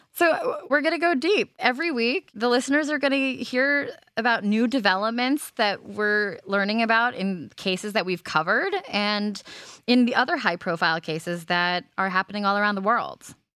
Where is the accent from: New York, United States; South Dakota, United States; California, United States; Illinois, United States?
California, United States; Los Angeles; I'm from Los Angeles